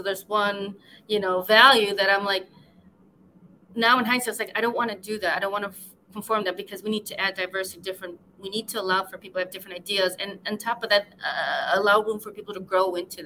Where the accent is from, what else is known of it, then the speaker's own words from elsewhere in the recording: West Chicago, Illinois, United States; I'm from like about an hour away from Chicago. I grew up in a small town called West Chicago